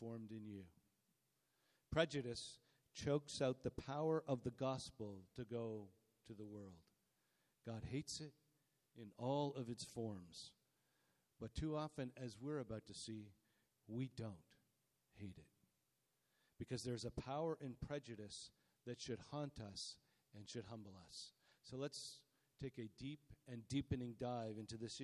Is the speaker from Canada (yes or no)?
yes; Canada; We're Canadian